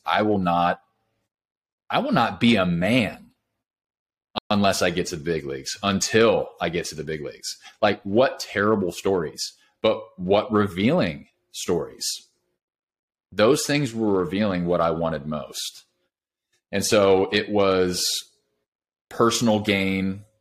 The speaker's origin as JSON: {"language": "English", "region": "California", "country": "United States", "tie": "born or raised there", "moved": "as an adult", "lives_now": "Nashville, United States", "said": "I grew up in California, moved to Nashville about five years ago, but grew up in California"}